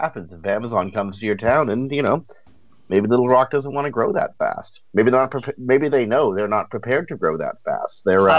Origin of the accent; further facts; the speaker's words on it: Toronto, Ontario, Canada; also born or lived in Victoria, Canada; I was born and raised in Toronto, and I'm based back in Toronto again.